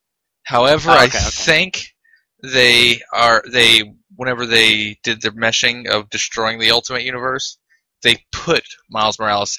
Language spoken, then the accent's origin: English; United States; I am an American.